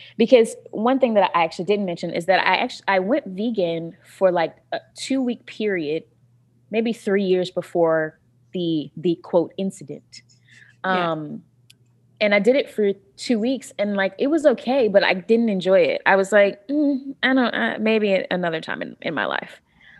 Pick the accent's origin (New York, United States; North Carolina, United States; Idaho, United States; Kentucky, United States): North Carolina, United States; You know, I'm from North Carolina originally, and that's like pork central.